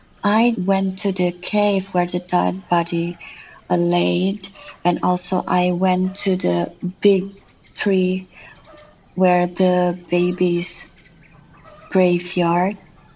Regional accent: Bali, Indonesia; also born or lived in Lombok; I'm an artist from Bali. I was born outside of Bali, which is Lombok, and I grew in many places in Indonesia.

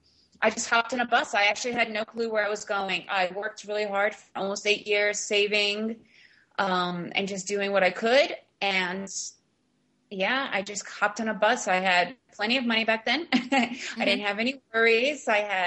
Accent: New York, United States; first language Russian; moved away as an adult; also born or lived in Russia; now in Central America; Yeah, in New York. We moved from Russia, well, back then it was the USSR, to New York City, and then New York, then the suburbs we grew up.

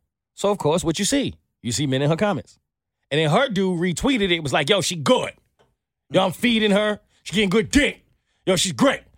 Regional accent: New York, United States; I'm from New York

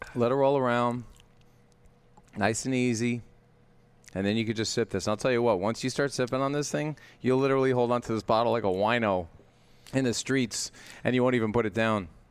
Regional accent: New York City, New York, United States; I grew up, like, loading trucks, like, i, in New York City, down in Long Island City

